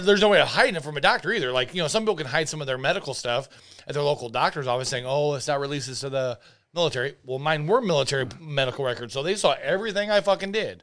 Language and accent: English; Nebraska, United States; I am from Nebraska